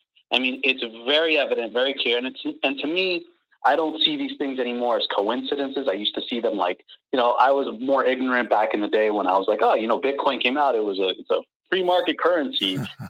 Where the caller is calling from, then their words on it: Miami, Florida, United States; I'm calling from Miami.